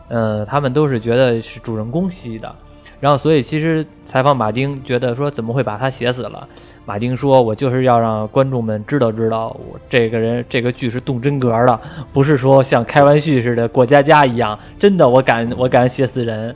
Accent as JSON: {"language": "Chinese", "country": "China", "said": "我们中国人看外国人就长得还就算比较相像"}